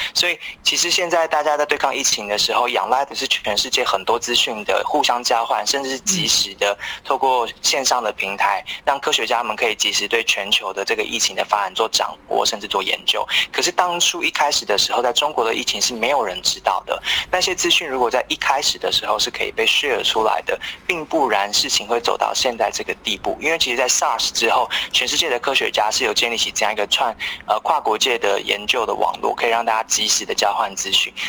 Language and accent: Chinese; Taiwan; 我们都是台湾人